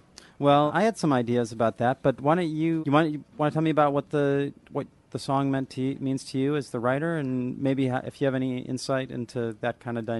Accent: Olympia, Washington, United States; I grew up in Olympia.

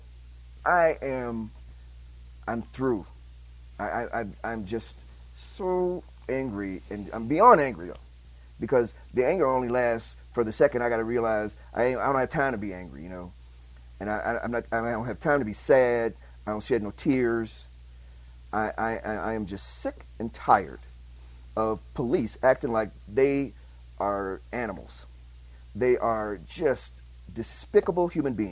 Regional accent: Chicago, Illinois, United States; I'm from Chicago.

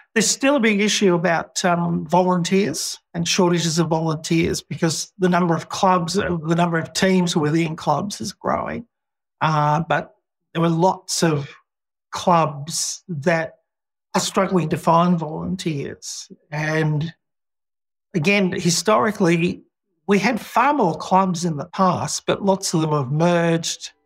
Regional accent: Australia; living in Australia and being an Australian

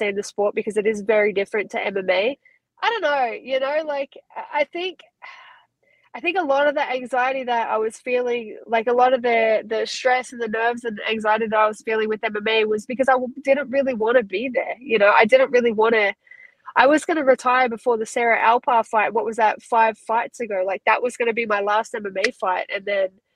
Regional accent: Australia; accent: Aussie; moved away as an adult; now in United States; my Aussie accent.

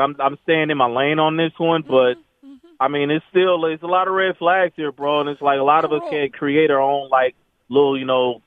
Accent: Arizona, United States; I'm from Arizona.

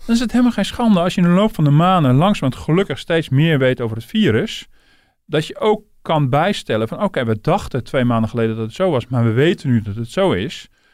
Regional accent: Netherlands; we als Nederlanders

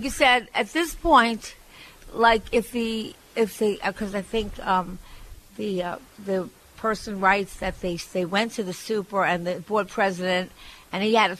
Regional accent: Barbados; I grew up in Barbados, and I can't afford the electric bill.

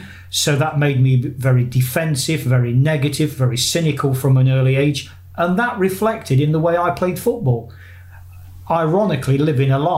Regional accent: Nottingham, East Midlands, United Kingdom; moved away; when I do come back to England and my hometown of Nottingham

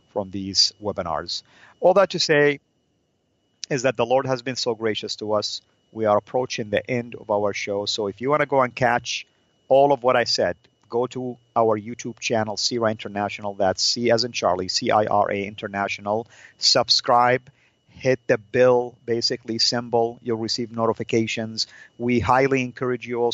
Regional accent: Saudi Arabia; moved away; my traditional dress, the Saudi dress

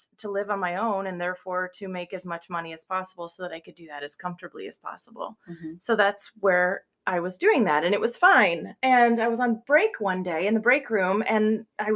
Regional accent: Cedar Rapids, Iowa, United States; Cedar Rapids, Iowa

